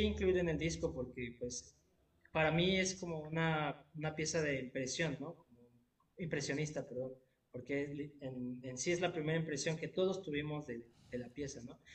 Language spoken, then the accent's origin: Spanish; Querétaro, Mexico; now in Xalapa, Mexico; yo soy de la ciudad de Querétaro originalmente. Y ya después me vine a la ciudad de Jalapa